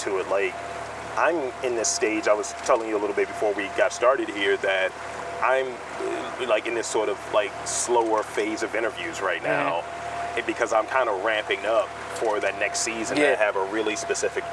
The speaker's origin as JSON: {"language": "English", "town": "Baltimore", "region": "Maryland", "country": "United States", "said": "I'm from Baltimore."}